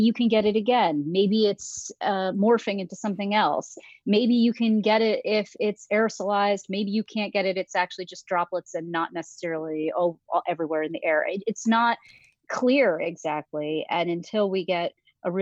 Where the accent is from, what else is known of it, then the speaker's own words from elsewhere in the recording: New Paltz, New York, United States; I am born and bred myself. I came from New Paltz. I was born at Vassar Hospital.